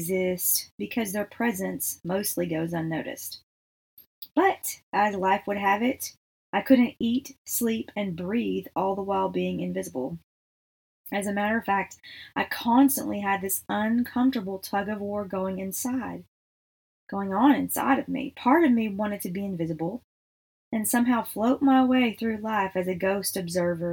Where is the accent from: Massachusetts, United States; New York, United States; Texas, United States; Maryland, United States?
Texas, United States; we are from Texas